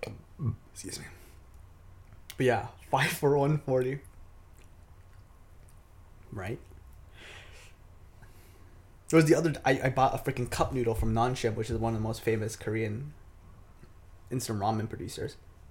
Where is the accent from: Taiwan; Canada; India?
Taiwan; moved away; We grew up in Taiwan.